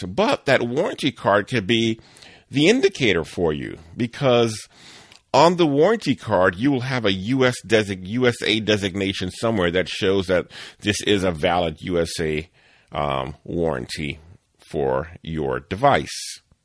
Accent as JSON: {"language": "English", "town": "New Orleans", "region": "Louisiana", "country": "United States", "tie": "born or raised there", "said": "I grew up in New Orleans"}